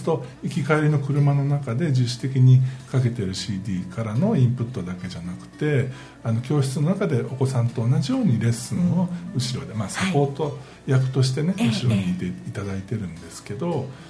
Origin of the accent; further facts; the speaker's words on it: Shimane, Japan; 私も島根県出身ですが